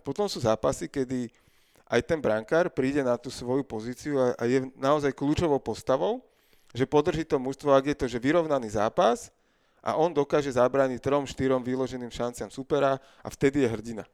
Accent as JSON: {"language": "Slovak", "town": "Bratislava", "region": "Bratislava Region", "country": "Slovakia", "tie": "born or raised there", "said": "lebo sme z Bratislavy"}